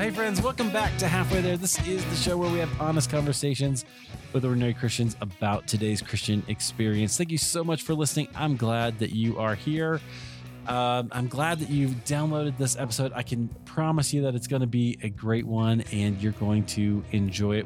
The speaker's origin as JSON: {"language": "English", "region": "Iowa", "country": "United States", "tie": "born or raised there", "said": "I grew up in Iowa"}